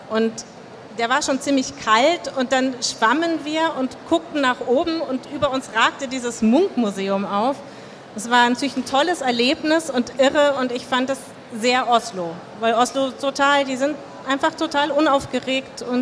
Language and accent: German; Hamburg, Germany; Also klar, Hafenviertel muss ich, wir als Hamburger wissen, wie das ist.